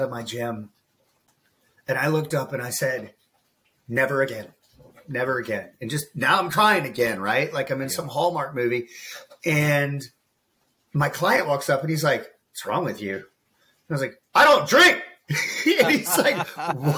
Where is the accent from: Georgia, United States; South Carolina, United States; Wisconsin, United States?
South Carolina, United States; Columbia; also born or lived in Pontiac, South Carolina; I grew up just outside of Columbia, South Carolina